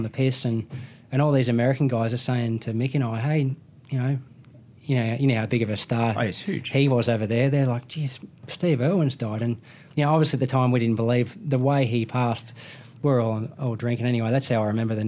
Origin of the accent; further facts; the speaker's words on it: Australia; I'm Australian